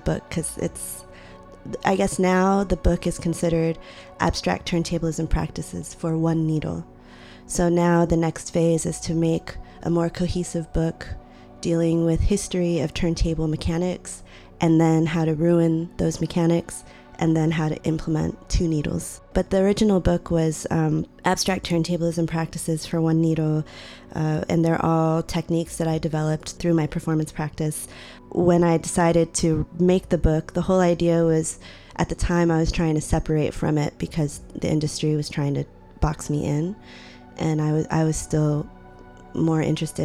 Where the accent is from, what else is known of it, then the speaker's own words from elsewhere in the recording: Austin, Texas, United States; also born or lived in Lima, Peru; the city of Austin was a very important part of my life. And we immigrated there from Peru, from Lima. And when we did, I was only 2 years old